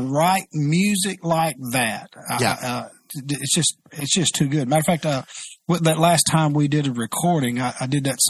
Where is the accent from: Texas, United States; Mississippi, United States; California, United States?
Mississippi, United States; we grew up in Mississippi